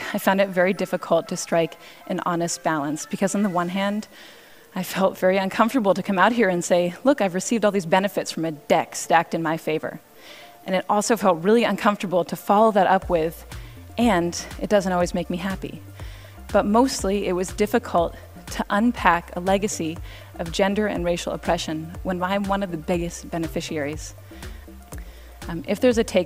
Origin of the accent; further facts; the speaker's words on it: Cambridge, Massachusetts, United States; now in New York, United States; I grew up in Cambridge